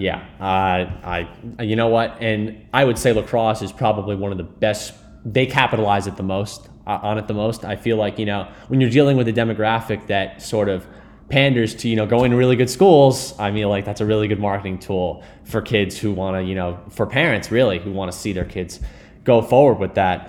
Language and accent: English; Greenwich, Connecticut, United States; I grew up in Greenwich